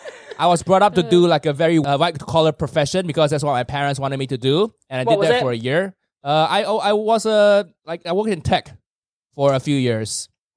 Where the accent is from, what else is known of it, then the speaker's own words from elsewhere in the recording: Malaysia; moved away as an adult; also born or lived in United States; now in London, United Kingdom; I was born and raised in Malaysia, so culturally, not all over the place. Very, very defined, and I'm very proud of my Malaysian heritage.